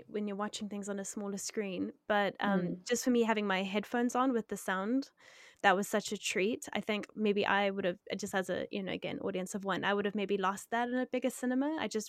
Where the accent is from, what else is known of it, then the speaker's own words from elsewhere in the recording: South Africa; I mean, I see it differently as a South African, you know, there's all sorts of.